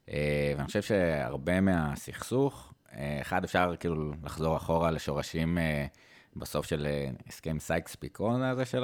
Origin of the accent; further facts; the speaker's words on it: Jerusalem, Jerusalem District, Israel; בתור ירושלמי, אה, היית רואה את כולם, זאת אומרת, מתנחלים, חרדים, ערבים, בכל מיני מקומות, ואין עכשיו מפגשים.